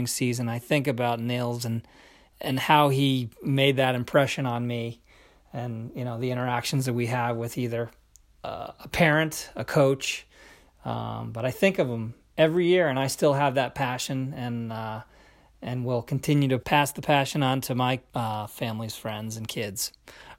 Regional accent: Capital District, New York, United States; now in Jericho, United States; growing up in the Capital District.

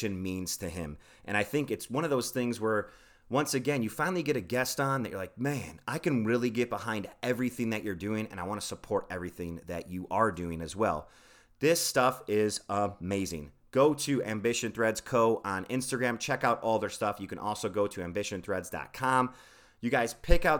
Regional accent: Midwest, United States; we're from the Midwest

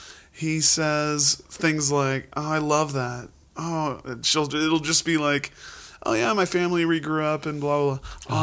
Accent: Indianapolis, Indiana, United States; I grew up I'm from Indianapolis

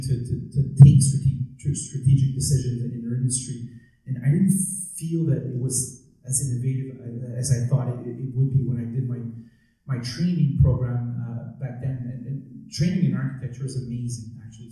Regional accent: Montreal, Quebec, Canada; I grew up in Montreal. I'm a purebred Montrealer.

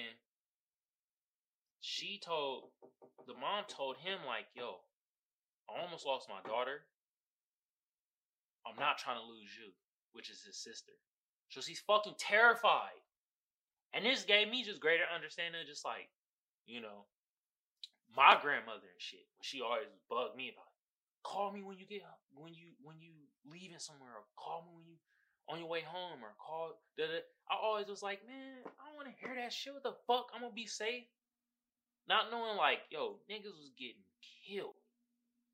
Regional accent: Oakland, California, United States; I'm not from Chicago. I'm from Oakland

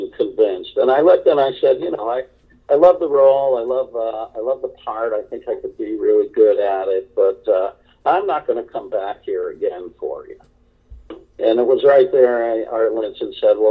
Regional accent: outside of Hartford, Connecticut, United States; I grew up in outside of Hartford, Connecticut

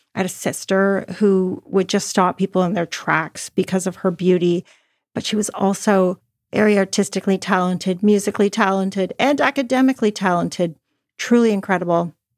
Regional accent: Toronto, Ontario, Canada; I grew up in Toronto, Canada

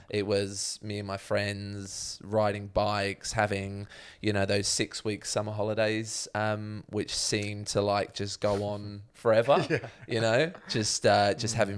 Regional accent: London, United Kingdom; I'd have with people across the bar where they're like, "Oh, where are you from?" and I'd say, "Oh, London,"

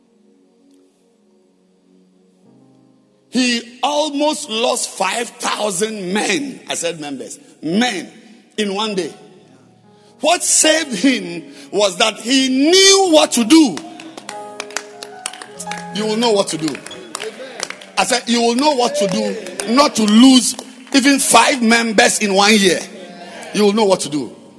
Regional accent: Ghana; I am a Ghanaian with a Ghanaian passport

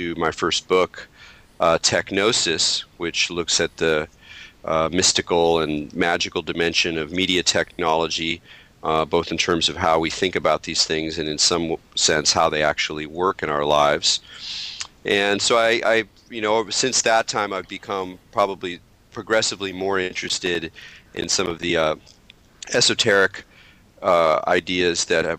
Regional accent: Southern California, United States; moved away as an adult; also born or lived in New York City; I'm a native Californian. I grew up in Southern California

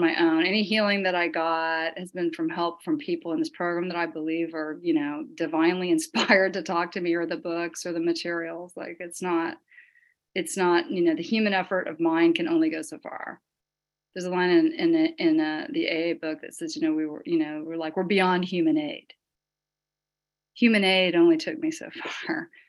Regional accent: the Bible Belt, United States; I grew up in the Bible Belt

